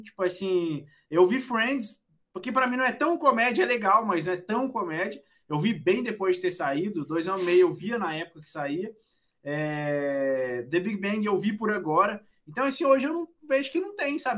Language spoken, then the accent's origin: Portuguese; Goiás, Brazil; eu nunca saí nem de Goiás